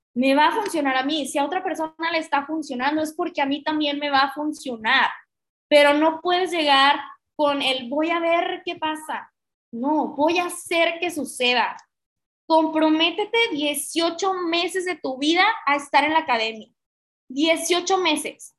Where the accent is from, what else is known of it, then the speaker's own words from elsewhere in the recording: Mexico; somos una sociedad latina, que somos una sociedad mexicana